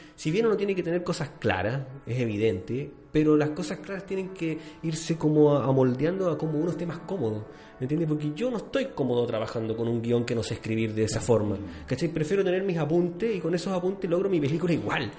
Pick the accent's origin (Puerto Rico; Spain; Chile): Chile; como chileno